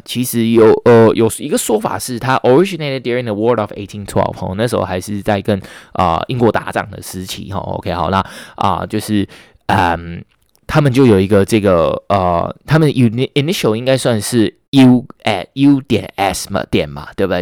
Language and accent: Chinese; Taiwan; 我们台湾人好像不爱讲， 不爱讲异地的